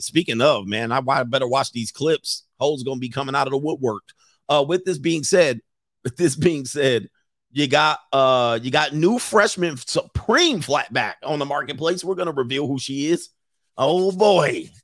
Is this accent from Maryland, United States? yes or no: no; Los Angeles, California, United States; growing up in the San Fernando Valley in my teen years